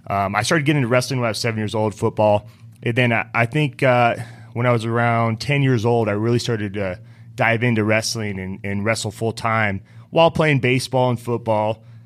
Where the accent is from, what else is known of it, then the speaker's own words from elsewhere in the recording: Reno, Nevada, United States; I'm from Reno, Nevada. {S0} Yeah. {S3} You know, I grew up in the mountains outside of Reno, and we were always outdoorsy.